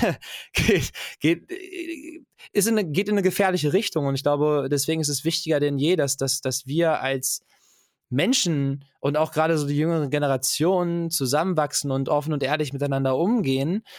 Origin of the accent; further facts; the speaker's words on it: Germany; ich bin in Deutschland geboren